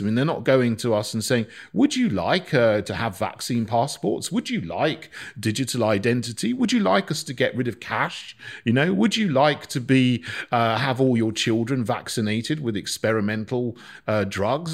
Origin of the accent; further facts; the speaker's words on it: Barnham, South East England, United Kingdom; moved away as an adult; also born or lived in St Andrews; I grew up in a village called Barnham, which is near Bognor Regis